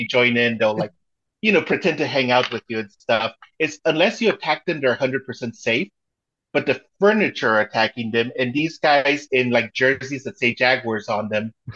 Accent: Mexico; moved away; I was born in Mexico, but my mom is American, and she made sure I spoke English. So we would speak it in the house and then I'd speak Spanish, you know, at school

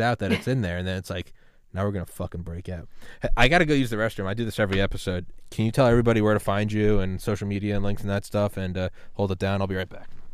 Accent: New England, United States; I'm from New England

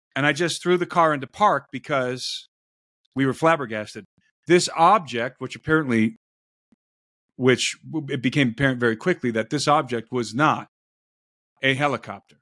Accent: Brook Park, Ohio, United States; I grew up in Brook Park, Ohio

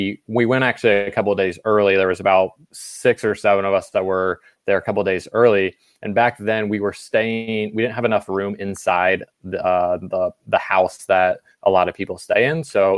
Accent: Ohio, United States; since I was a kid growing up in Ohio

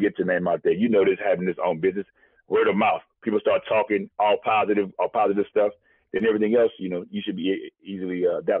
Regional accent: the South, United States; We crawfish boy. I'm from the South.

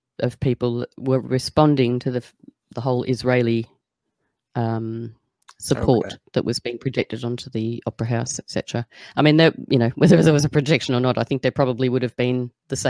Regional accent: Sydney, New South Wales, Australia; moved away as an adult; I'm not in Sydney, thank goodness. I'm really glad that I'm no longer there, although that's where I was born and bred.

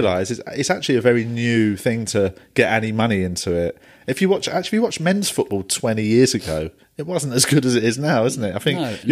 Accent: London, United Kingdom; accent: Thames; I'm South West London, Tooting Broadway, but people often don't realise I'm from London

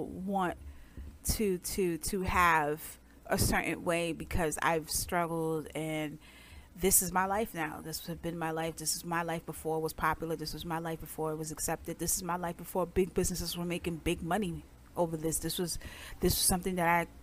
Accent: New York City, New York, United States; I'm from Brooklyn

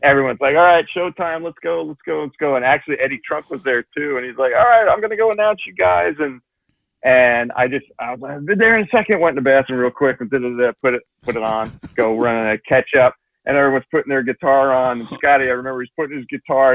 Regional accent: Toms River, New Jersey, United States; I'm actually from Tom's River in New Jersey

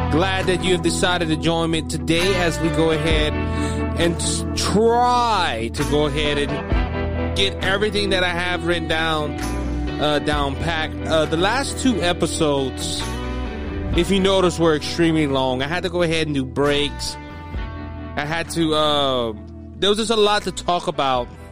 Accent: United States; we as American citizens

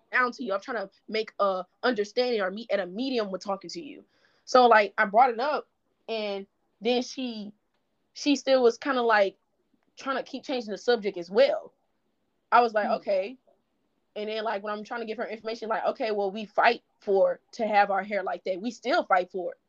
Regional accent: Baton Rouge, Louisiana, United States; I'm from the South. I'm from Baton Rouge, Louisiana

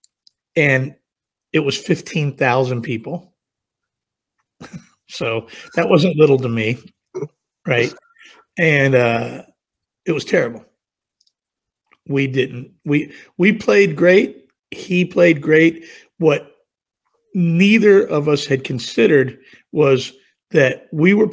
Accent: Virginia, United States; I was from Virginia, I literally grew up 60 miles from where Bret grew up.

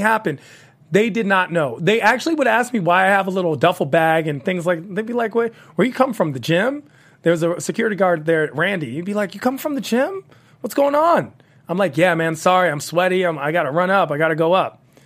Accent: Washington, District of Columbia, United States; I'm from Washington, D C

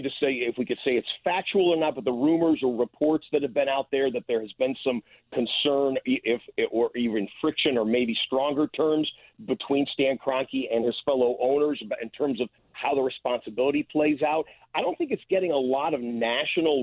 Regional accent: Detroit, Michigan, United States; I grew up in the Detroit area

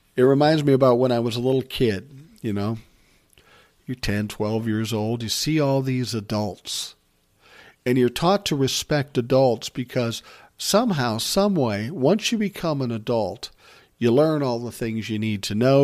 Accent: Minnesota, United States; he's from my home state

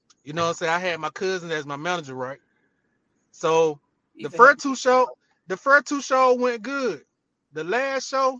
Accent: Auburn, Georgia, United States; I come from Auburn, Georgia. Yeah. Hey, the baby, I'm an unk. You know what I'm saying? I ain't going to tell my age, but I'm an unk.

